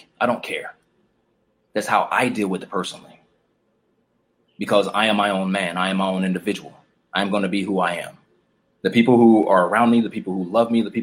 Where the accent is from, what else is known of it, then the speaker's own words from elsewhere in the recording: Chicago, Illinois, United States; I grew up in the streets of Chicago. I grew up in Chicago.